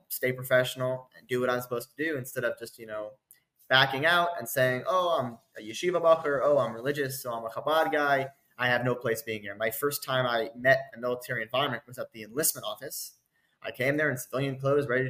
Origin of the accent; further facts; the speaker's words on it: United States; now in Israel; I'm an American, I'm an Israeli, I'm a soldier, I'm a commander.